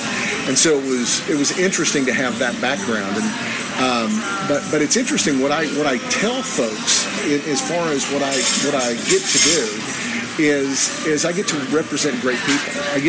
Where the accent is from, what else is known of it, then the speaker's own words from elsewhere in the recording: Oklahoma, United States; people from my home state of Oklahoma, for instance, don't want Las Vegas, Nevada alcohol laws.